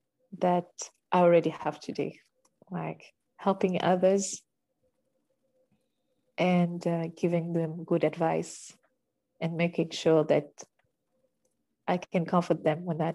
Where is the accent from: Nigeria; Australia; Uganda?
Uganda; now in France; Okay, I come from Uganda. Don't forget that.